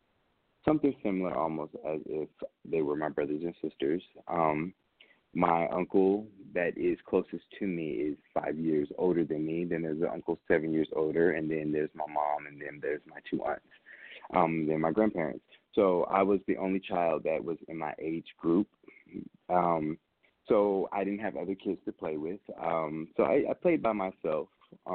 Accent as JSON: {"language": "English", "town": "Vicenza", "region": "Veneto", "country": "Italy", "tie": "born or raised there", "also_born_or_lived": "Augsburg, Germany / Nuremberg, Germany", "said": "I was born in Augsburg, Germany, and raised in Vicenza, Italy, and Nuremberg, Germany, only because my mom having me at 14, my grandfather was stationed in the military"}